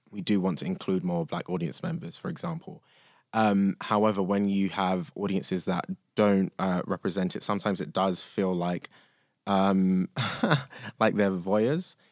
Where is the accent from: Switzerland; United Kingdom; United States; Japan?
United Kingdom; London; I think of myself as lucky, but lucky enough to grow up in London